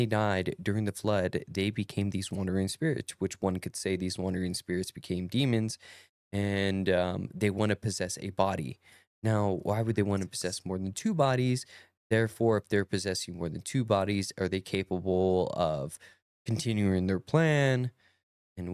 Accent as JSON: {"language": "English", "town": "Perris", "region": "California", "country": "United States", "said": "I'm from Paris, California. We don't say words right."}